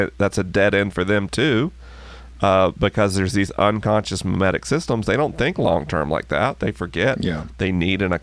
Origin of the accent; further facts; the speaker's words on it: the South, United States; moved away; I grew up in the South when I was a kid